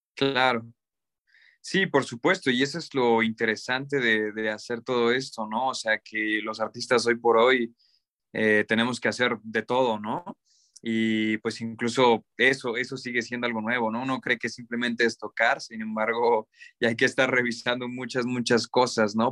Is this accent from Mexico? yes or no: yes; Cuernavaca, Morelos, Mexico; moved away as an adult; now in Mexico City, Mexico; nosotros somos de Cuernavaca, Morelos